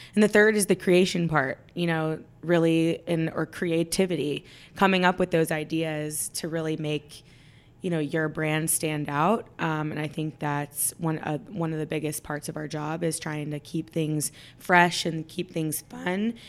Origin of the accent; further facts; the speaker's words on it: Dallas, Texas, United States; I'm from Dallas. I was born and raised here